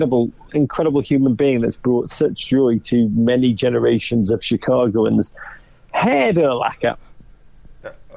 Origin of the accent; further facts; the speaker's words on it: Liverpool, North West England, United Kingdom; moved away as an adult; now in Manhattan, United States; I'm from Liverpool, northwest England